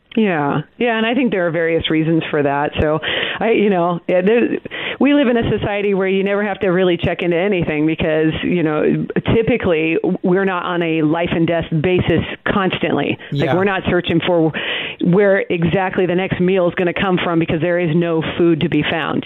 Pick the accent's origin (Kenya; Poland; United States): United States; Portland, Oregon; now in Texas, United States; I grew up in the Pacific Northwest. Um, I'm from Portland, Oregon